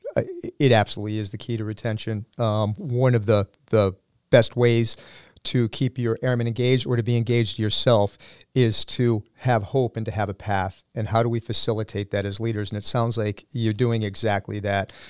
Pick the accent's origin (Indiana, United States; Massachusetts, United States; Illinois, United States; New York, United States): Massachusetts, United States; Sandwich; I am also a Sandwich High School alum